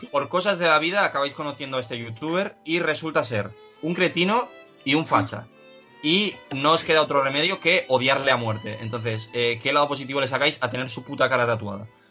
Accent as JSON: {"language": "Spanish", "town": "Pamplona", "region": "Navarre", "country": "Spain", "tie": "born or raised there", "also_born_or_lived": "Salamanca / Bilbao", "said": "yo al haber nacido en Salamanca, porque yo nací en Salamanca y a los tres años me mudé a Pamplona"}